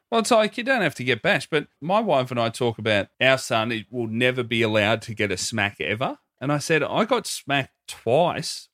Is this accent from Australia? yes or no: yes; Australia